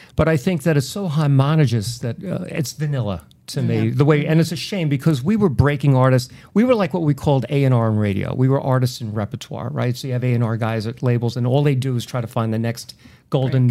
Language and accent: English; Merrick, New York, United States; now in Massapequa Park, United States; I grew up in Merrick